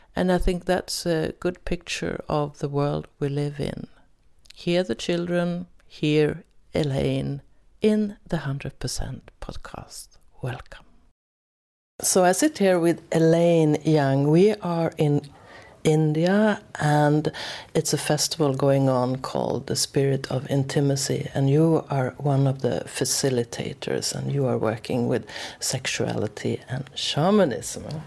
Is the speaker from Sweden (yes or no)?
yes; Sweden; English is a second language; I'm from Sweden, so most of the episodes are in Swedish